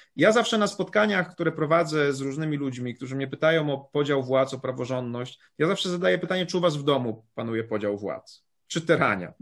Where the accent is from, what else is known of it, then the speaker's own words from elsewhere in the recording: Poland; ja pochodzę z małej miejscowości